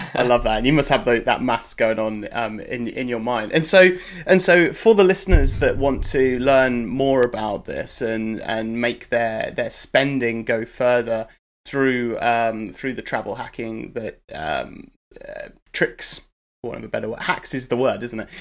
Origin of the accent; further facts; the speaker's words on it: United Kingdom; I'm a Brit